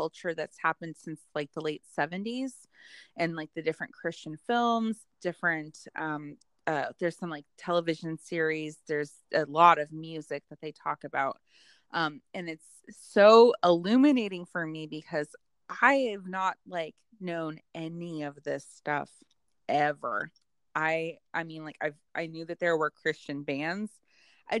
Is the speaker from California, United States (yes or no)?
yes; California, United States; When we were growing up in California